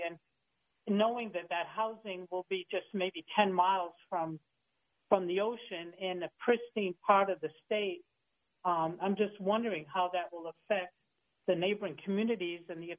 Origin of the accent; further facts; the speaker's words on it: Maine, United States; moved away as an adult; also born or lived in southwest Florida; now in Florida, United States; I'm from Maine. I moved to southwest Florida 16 years ago.